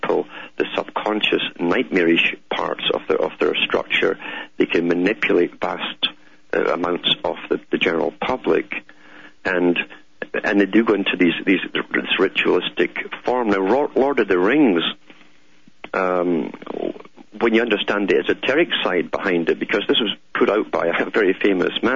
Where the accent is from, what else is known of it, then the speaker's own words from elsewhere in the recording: United Kingdom; moved away; I grew up in Britain.